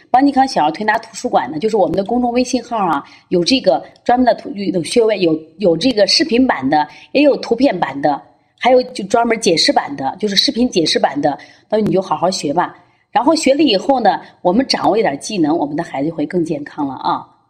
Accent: China; 其实我们中国人特别有智慧啊

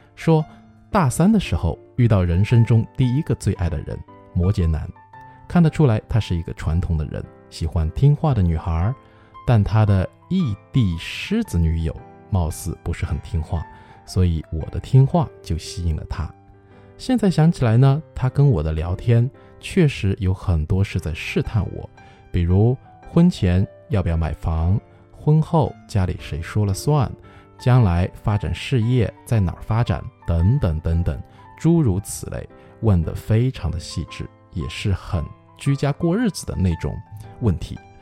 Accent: China; 我们中国人

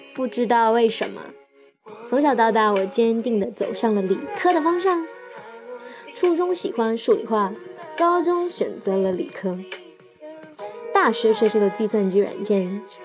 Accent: Xiamen, Fujian, China; moved away as an adult; now in Shanghai, China; 我来自厦门，现在在上海打拼。今年二十六岁

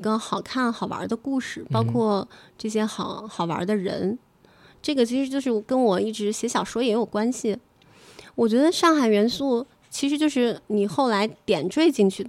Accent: Shanxi, China; 嗯嗯，还有就是我作为一个山西人，

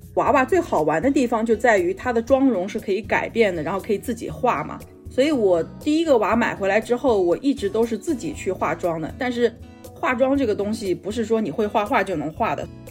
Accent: China; moved away as an adult; also born or lived in Japan; 我是中国人

